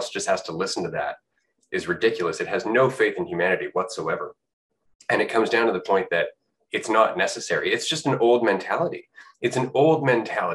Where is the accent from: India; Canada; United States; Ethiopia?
Canada; I'm from Canada